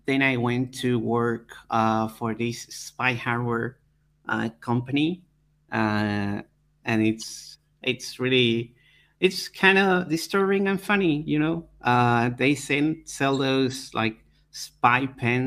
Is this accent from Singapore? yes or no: no; Argentina; I'm from Argentina